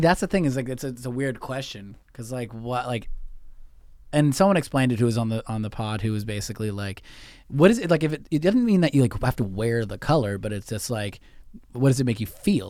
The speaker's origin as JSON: {"language": "English", "country": "United States", "said": "as an American"}